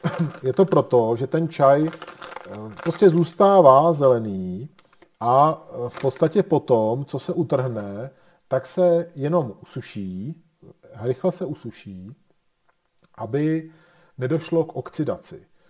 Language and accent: Czech; Bohemia, Czechia; u nás v Čechách